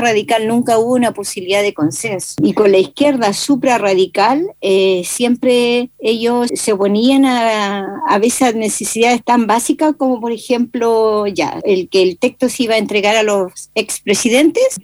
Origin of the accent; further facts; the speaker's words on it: Chile; no somos asumidos en derechos políticos